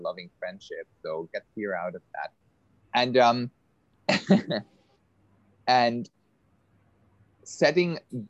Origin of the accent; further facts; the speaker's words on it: Switzerland; now in Bali, Indonesia; I live on Bali. We've met on Bali. I grew up in Switzerland